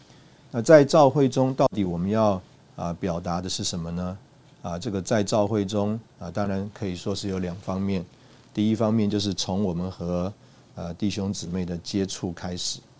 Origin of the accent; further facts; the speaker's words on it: China; 就说啊，我们中国人呢，呃，这个最看重的或者最最愿意花钱的啊，就是啊吃啊